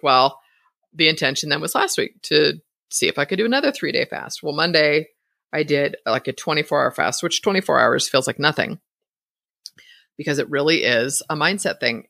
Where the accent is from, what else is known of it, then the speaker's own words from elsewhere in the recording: Bay Area, California, United States; moved away as an adult; now in Idaho, United States; I was born and raised in the Bay Area